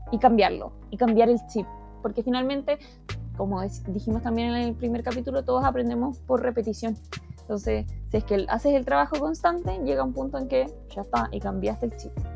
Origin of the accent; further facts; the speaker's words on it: Temuco, Araucanía, Chile; moved away; yo soy de Temuco